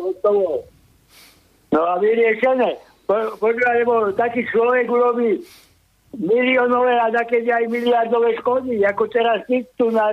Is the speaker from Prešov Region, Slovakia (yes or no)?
no; Bobrov, Žilina Region, Slovakia; ja odkiaľ pochádzam z Bobrova.